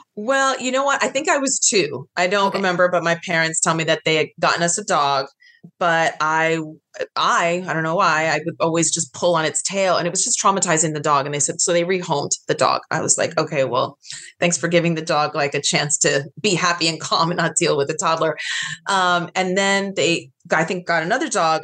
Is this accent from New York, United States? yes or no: yes; New York, United States; now in Los Angeles, United States; I'm from the East Coast. I'm from New York